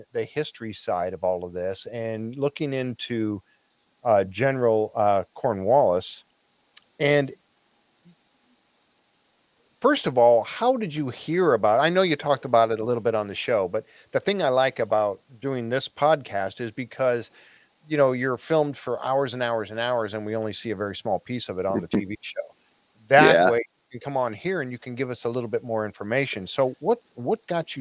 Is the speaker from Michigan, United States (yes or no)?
yes; Upper Peninsula of Michigan, United States; now in Florida, United States; I'm originally from the Upper Peninsula of Michigan